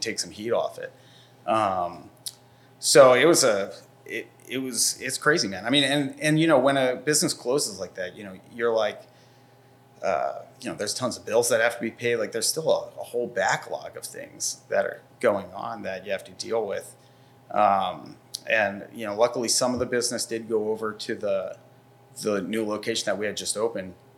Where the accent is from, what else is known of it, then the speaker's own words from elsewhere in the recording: Bucks County, Pennsylvania, United States; also born or lived in New York; I grew up in Bucks County